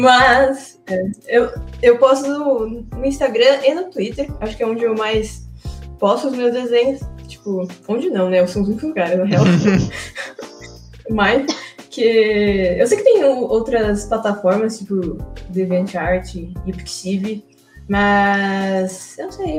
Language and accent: Portuguese; Brazil; also born or lived in Japan; eu praticamente vivi a minha vida toda no Brasil